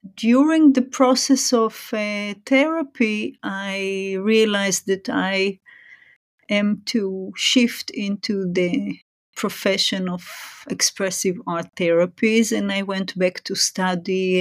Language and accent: English; Israel; moved away as an adult; also born or lived in Japan; now in Singapore; I was born and raised in Israel